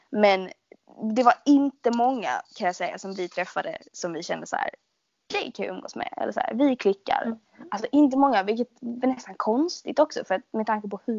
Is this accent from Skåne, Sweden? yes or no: yes; Skåne, Sweden; accent: Scanian; min dialekt är ju liksom folk bara eller typ folk man träffar som inte är från Skåne bara alltså du snackar så jävla grovt.